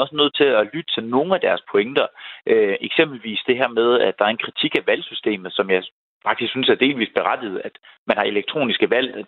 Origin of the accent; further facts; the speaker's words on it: Denmark; vi som danskere